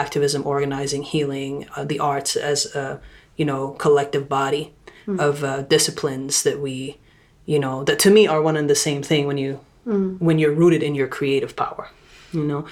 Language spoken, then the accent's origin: English; Saudi Arabia; moved away; also born or lived in Lebanon; I'm from Lebanon by culturally, and I'm also grew up in Saudi Arabia